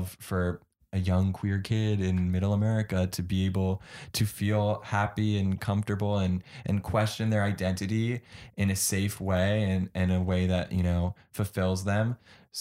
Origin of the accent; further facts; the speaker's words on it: New York City, New York, United States; growing up in a liberal area